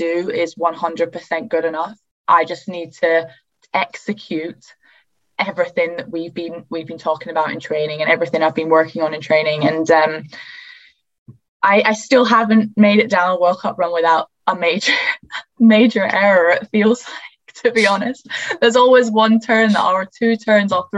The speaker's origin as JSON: {"language": "English", "country": "United Kingdom", "said": "I'm just a British girl here"}